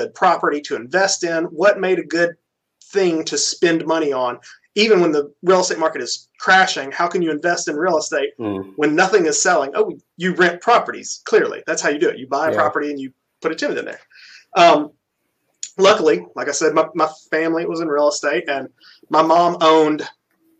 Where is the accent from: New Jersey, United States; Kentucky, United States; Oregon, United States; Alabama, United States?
Alabama, United States; Birmingham; also born or lived in Auburn, Alabama; I grew up in Birmingham